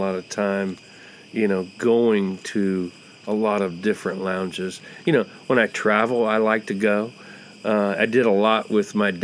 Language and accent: English; Montoursville, Pennsylvania, United States; born or raised there; moved away